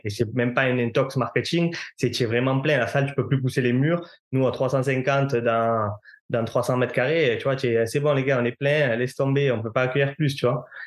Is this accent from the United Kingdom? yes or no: no; Marseille, Provence-Alpes-Côte d'Azur, France; je viens de Marseille, donc mon stage, je devrais le faire à Marseille